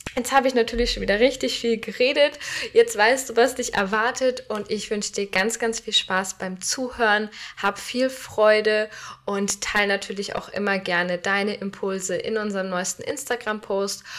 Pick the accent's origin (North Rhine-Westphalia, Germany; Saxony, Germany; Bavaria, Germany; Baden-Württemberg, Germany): Bavaria, Germany; Nuremberg; in meiner Heimat in Nürnberg